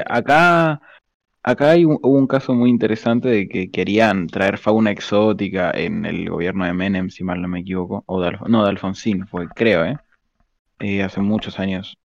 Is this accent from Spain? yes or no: no; Argentina; accent: argentino; yo soy argentino